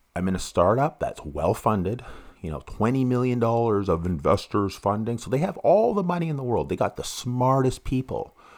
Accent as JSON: {"language": "English", "town": "Vancouver", "region": "British Columbia", "country": "Canada", "tie": "born or raised there", "said": "I grew up in East Vancouver"}